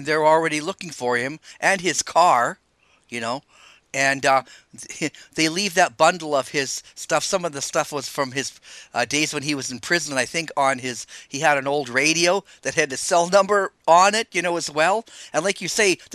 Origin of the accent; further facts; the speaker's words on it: Canada; I'm Canadian